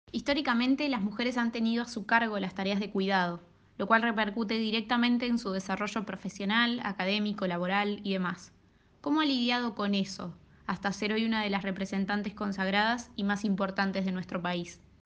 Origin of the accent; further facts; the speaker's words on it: Argentina; moved away; única representante de, de Argentina y por ese amor propio que uno tiene, decir, bueno, no quiero dejar mal parado a mi país